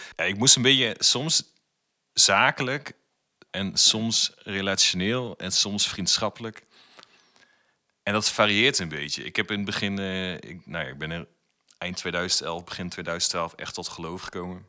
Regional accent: Putten, Gelderland, Netherlands; moved away as an adult; now in Zwolle, Netherlands; ik woon in Zwolle en ik kom natuurlijk uit Putten.

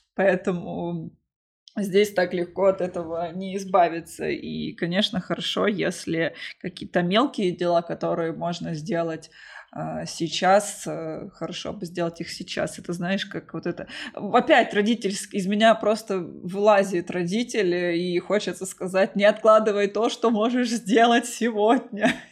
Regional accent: Krasnodar, Krasnodar Krai, Russia; я сама из Краснодара

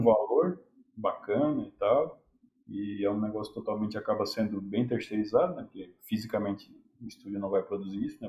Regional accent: Brazil

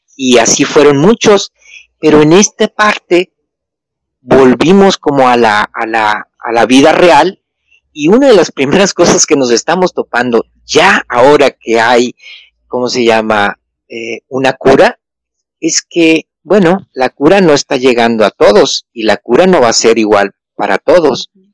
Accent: Mexico; now in Argentina; Yo soy mexicano, vivo aquí en Argentina

